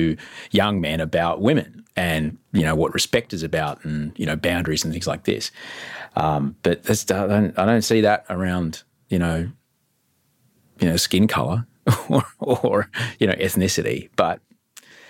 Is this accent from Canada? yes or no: no; Brisbane, Queensland, Australia; growing up in Queensland under Bjelke Petersen